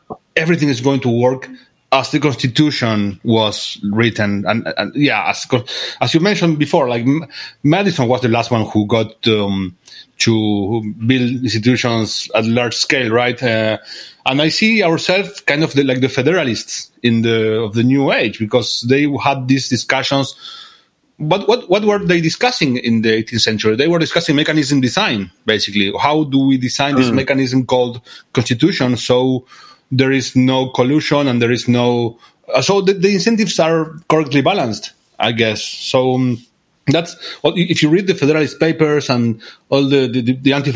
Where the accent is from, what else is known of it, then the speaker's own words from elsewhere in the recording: Argentina; I come from Argentina